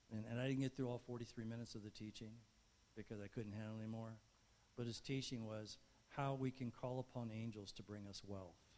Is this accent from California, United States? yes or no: yes; Barstow, California, United States; I was growing up in Barstow